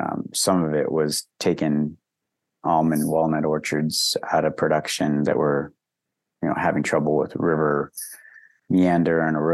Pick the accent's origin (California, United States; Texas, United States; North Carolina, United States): California, United States; Mount Shasta; I grew up in Mount Shasta